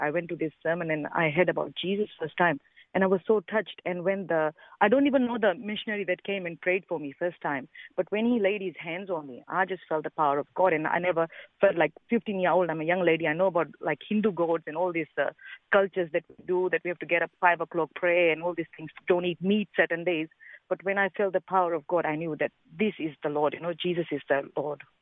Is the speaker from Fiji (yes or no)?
yes; Fiji; now in Brisbane, Australia; I'm from Fiji originally.